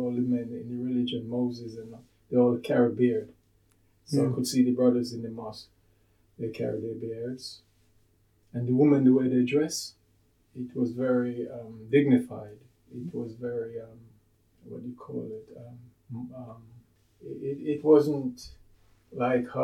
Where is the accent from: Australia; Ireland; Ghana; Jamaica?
Jamaica; also born or lived in London, United Kingdom; now in Sheffield, United Kingdom; As a boy growing up in Jamaica, it was the Bible